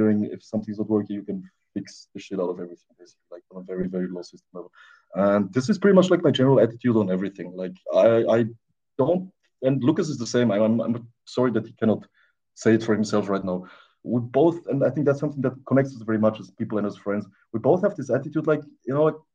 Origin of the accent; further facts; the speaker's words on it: Austria; also born or lived in Romania; I moved to Austria when I was a little kid. So yeah, basically that. I grew up pretty much all my life in Austria